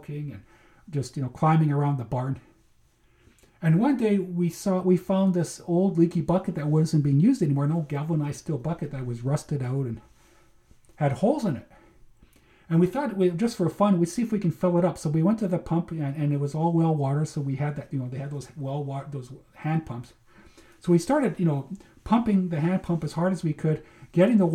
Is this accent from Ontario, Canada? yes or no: no; Manitoba, Canada; growing up in Manitoba, my brother and I would spend a lot of Sundays and summers